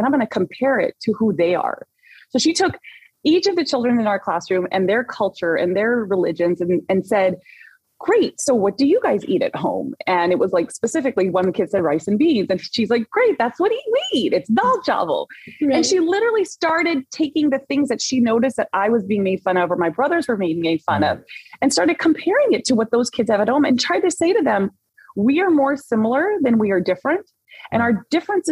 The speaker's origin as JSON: {"language": "English", "area": "Orange County", "region": "Southern California", "country": "United States", "tie": "born or raised there", "said": "I grew up in Orange County, but I'm also born and raised Southern Californian girl"}